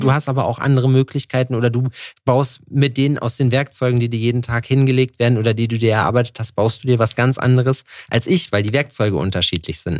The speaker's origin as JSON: {"language": "German", "region": "Thuringia", "country": "Germany", "said": "Ich komme aus Thüringen"}